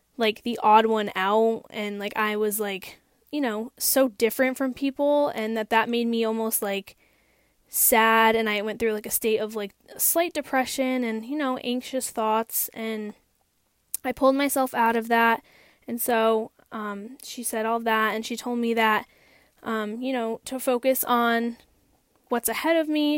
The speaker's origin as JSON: {"language": "English", "town": "Hampden", "region": "Massachusetts", "country": "United States", "tie": "born or raised there", "said": "I am born and raised in Hampden, Massachusetts"}